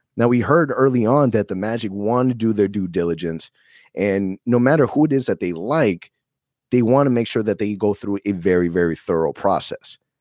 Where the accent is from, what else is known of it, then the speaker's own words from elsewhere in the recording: Orlando, Florida, United States; Born and raised in Orlando